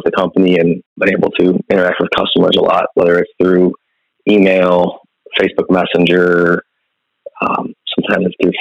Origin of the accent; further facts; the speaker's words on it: Chicago southwest suburbs, Illinois, United States; moved away as an adult; now in Southern Illinois, United States; I was from the Southwest burbs